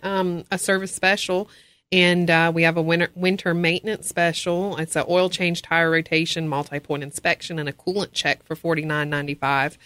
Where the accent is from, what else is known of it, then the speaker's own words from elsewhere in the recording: Los Angeles, California, United States; now in Ashe County, North Carolina, United States; I'm from Los Angeles